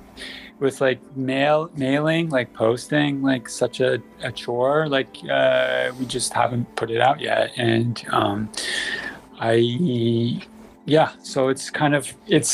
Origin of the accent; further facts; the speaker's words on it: United States; now in Kyoto, Japan; I'm an American